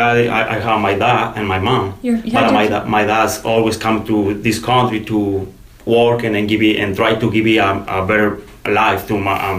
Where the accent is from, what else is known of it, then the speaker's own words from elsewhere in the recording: Mexico; moved away as an adult; In Mexico.